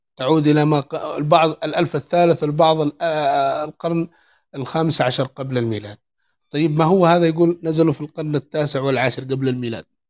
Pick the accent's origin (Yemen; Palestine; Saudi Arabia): Yemen; عندنا في اليمن